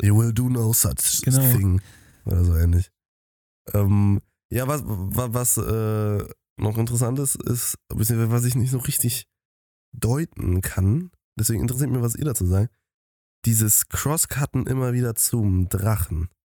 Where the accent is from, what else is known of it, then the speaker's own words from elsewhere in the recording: Germany; als Deutsche